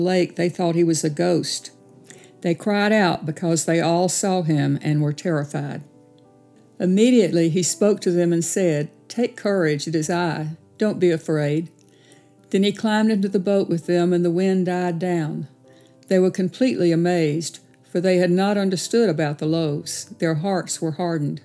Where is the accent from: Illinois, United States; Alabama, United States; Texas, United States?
Alabama, United States; Tuscaloosa; also born or lived in Sylacauga, Alabama; moved to Tuscaloosa and lived there until I got married